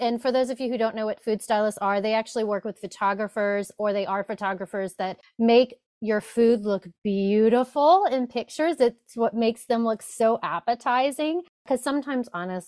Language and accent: English; Louisiana, United States; I am from Louisiana